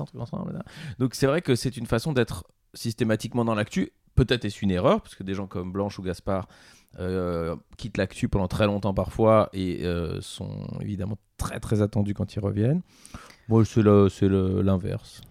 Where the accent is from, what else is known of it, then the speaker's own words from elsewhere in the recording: Belgium; en tant que Belge